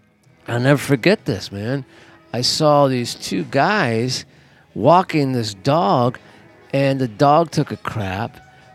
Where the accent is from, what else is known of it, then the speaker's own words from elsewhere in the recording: Los Angeles, California, United States; I'm from Los Angeles.